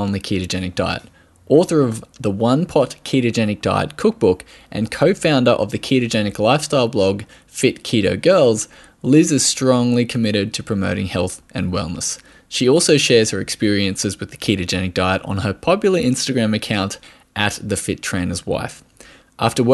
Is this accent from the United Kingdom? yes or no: no; Australia